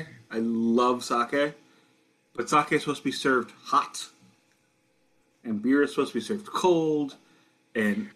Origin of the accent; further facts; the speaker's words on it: United States; I'm an American